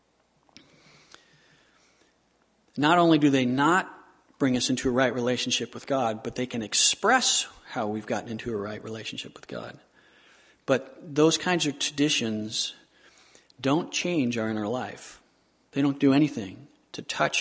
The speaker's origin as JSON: {"language": "English", "region": "Southern California", "country": "United States", "tie": "born or raised there", "said": "I grew up in Southern California"}